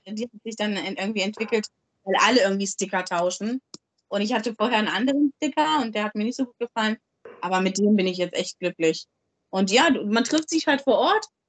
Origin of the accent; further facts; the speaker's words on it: Germany; moved away as an adult; now in Hamburg, Germany; Ich komme aus dem Dorf, aus dem, aus dem Harz.